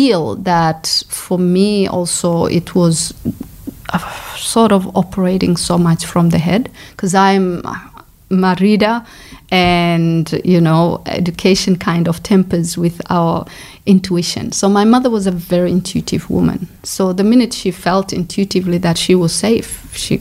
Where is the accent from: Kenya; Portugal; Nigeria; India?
Kenya; Coast; moved away as an adult; also born or lived in Somalia / Brighton, Australia; now in Australia; I grew up in Kenya, so I'm Somali